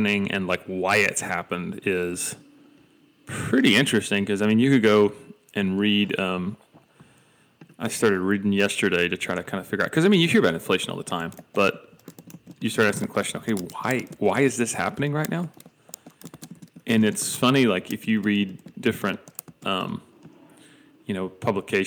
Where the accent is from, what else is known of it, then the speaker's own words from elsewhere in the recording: Dalton, Georgia, United States; now in Tennessee, United States; my hometown is the carpet capital of the world